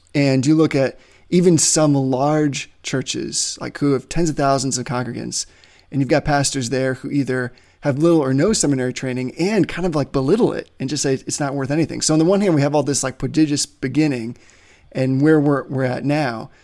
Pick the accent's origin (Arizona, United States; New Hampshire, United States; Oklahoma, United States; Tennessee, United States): New Hampshire, United States; where I grew up in New Hampshire was just, like, a stone's throw away from Dartmouth College